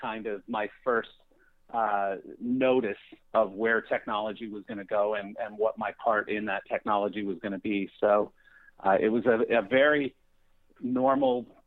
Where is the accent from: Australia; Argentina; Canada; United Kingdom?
Canada; Calgary, Alberta; moved away as an adult; also born or lived in Chicago; now in Palm Beach County, United States; I grew up in Calgary, Canada, of course, home of the Calgary Flames